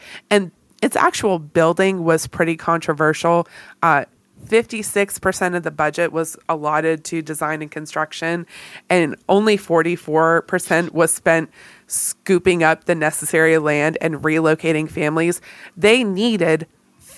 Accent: Lake Lanier, North Georgia, United States; I grew up walking around Lake Lanier. I went to summer camps near Lake Lanier.

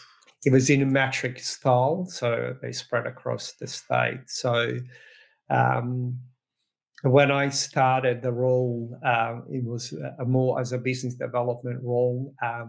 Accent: Croatia; now in Australia; I'm originally, born in Croatia, but been in Australia quite some time

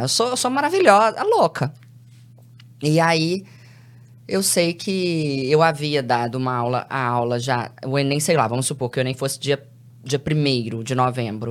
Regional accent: Belo Horizonte, Minas Gerais, Brazil; Eu sou de Belo Horizonte

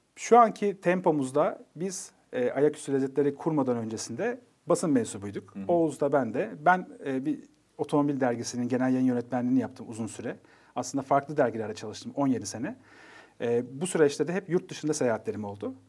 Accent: Nevşehir, Turkey; Ben Nevşehirliyim, Kapadokyalıyım

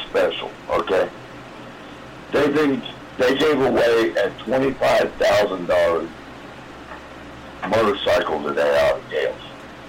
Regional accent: Belton, Missouri, United States; I grew up in Belton around Worth Harley Davidson.

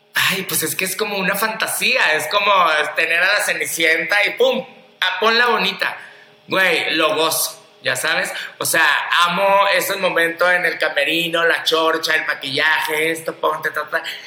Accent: Culiacán, Sinaloa, Mexico; moved away; yo ahorita vengo llegando de Culiacán, Sinaloa, que de ahí soy

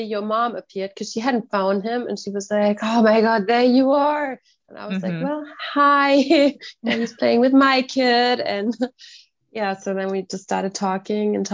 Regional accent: Germany; now in Pendleton, United States; I'm from Germany.

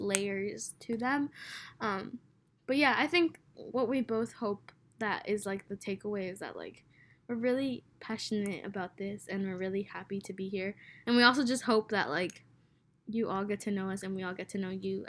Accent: Los Angeles, California, United States; also born or lived in Guatemala; I was born in Guatemala and I was raised in LA County, so in Westlake

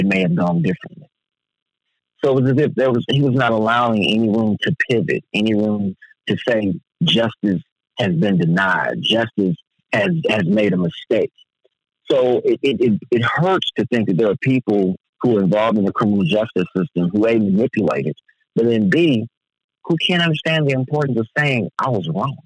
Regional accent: United States; I was born in America

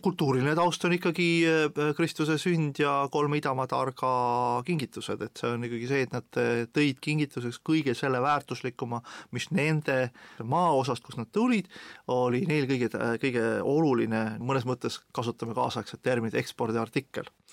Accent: Estonia; ma olen eestlane

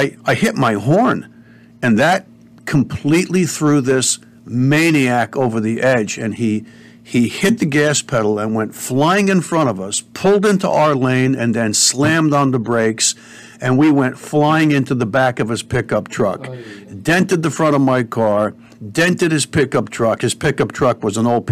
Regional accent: Cedar Grove, New Jersey, United States; also born or lived in Bloomfield, New Jersey; We moved from Bloomfield, New Jersey to Cedar Grove. It was still Essex County.

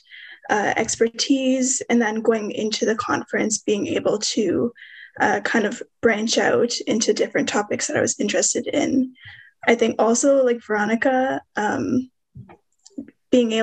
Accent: Smiths Falls, Ontario, Canada; now in Ottawa, Canada; I'm an urban Inuk from Smiths Falls, currently living in Ottawa, Ontario

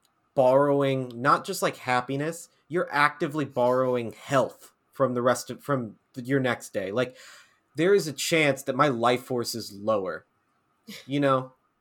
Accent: Dallas, Texas, United States; I grew up in Dallas.

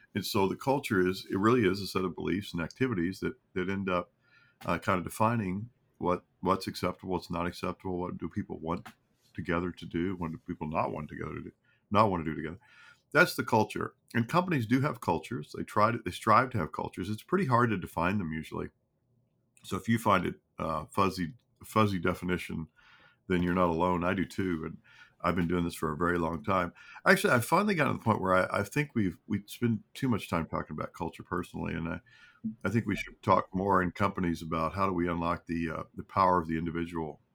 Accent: Kentucky, United States; moved away as an adult; also born or lived in Arkansas; I'm from Kentucky. I grew up there

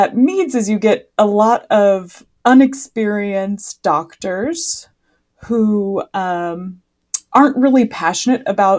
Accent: Sacramento, California, United States; member of the Yurok tribe located in Northern California. I was born and raised in Sacramento, so I'm an urban Indian, but all of my family lives back home on our reservation. And, being Native American is probably the most important part of my identity.

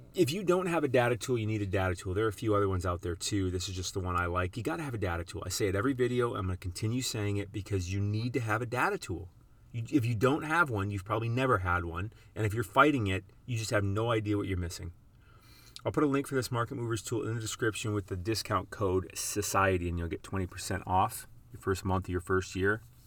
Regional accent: South Dakota, United States; moved away; where I grew up in South Dakota

